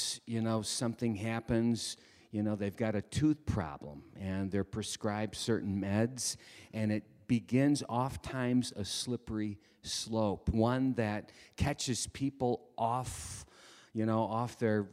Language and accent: English; Detroit, Michigan, United States; good Detroiters, we would learn to come up really early on Friday